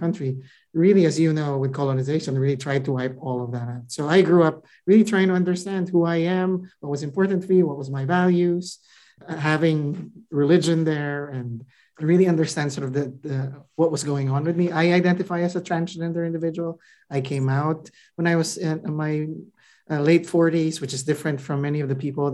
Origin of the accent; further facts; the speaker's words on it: Philippines; moved away as an adult; now in United States; I grew up in the Philippines. You know, I came here in my mid-20s to go to grad school.